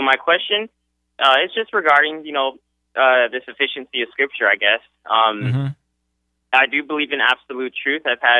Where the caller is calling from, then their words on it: Fort Sill, Oklahoma, United States; I'm calling from Fort Sill, Oklahoma